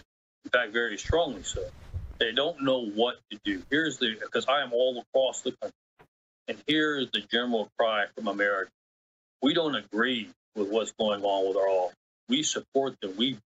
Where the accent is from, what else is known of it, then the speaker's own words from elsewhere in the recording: Guadalajara, Jalisco, Mexico; And I spent my time growing up in Mexico, Guadalajara, Mexico.